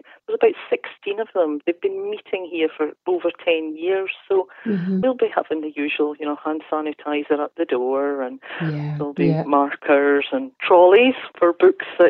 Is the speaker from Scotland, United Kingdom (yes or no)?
yes; Wigtownshire, Scotland, United Kingdom; growing up in Wigtownshire